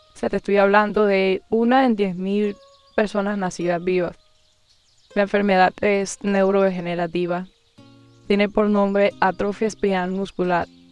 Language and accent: Spanish; Cartagena, Bolívar, Colombia; also born or lived in Barranquilla; nací en Barranquilla. Y más o menos desde que tengo unos dos años de edad vivo acá en Cartagena.